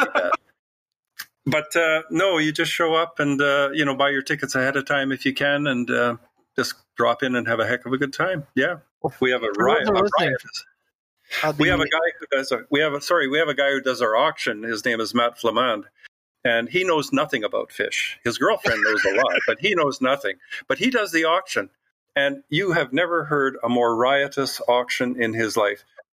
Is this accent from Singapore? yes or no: no; Canada; Well, I am. Can you tell my accent?